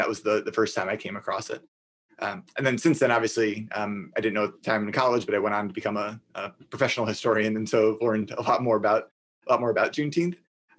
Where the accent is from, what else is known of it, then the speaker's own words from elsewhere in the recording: Minneapolis, Minnesota, United States; So I'm from Minneapolis, Minnesota.